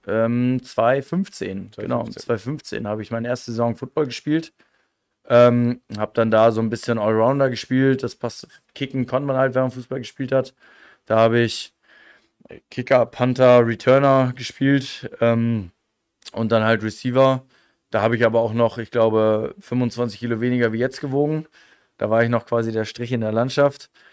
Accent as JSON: {"language": "German", "area": "near North Rhine-Westphalia", "region": "Lower Saxony", "country": "Germany", "tie": "born or raised there", "also_born_or_lived": "Osnabrück", "moved": "as an adult", "lives_now": "Innsbruck, Austria", "said": "ich komme aus, aus, aus dem äh, letzten Eck von Niedersachsen Richtung NRW, aus dem schönen Bad La. Ähm, hab ja, wie gesagt, das ist halt ein kleines Dorf"}